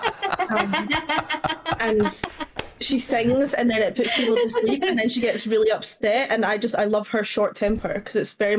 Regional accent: Scotland, United Kingdom; born or raised there; accent: Scottish

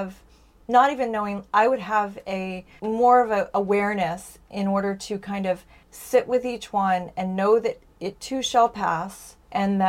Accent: United States; as an American

